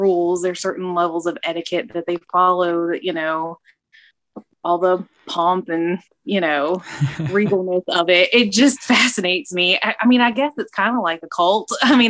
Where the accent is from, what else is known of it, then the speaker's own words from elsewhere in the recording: United States; as Americans